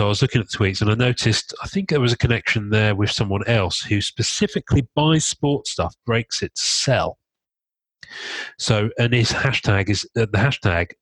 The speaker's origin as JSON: {"language": "English", "country": "United Kingdom", "said": "I'm British"}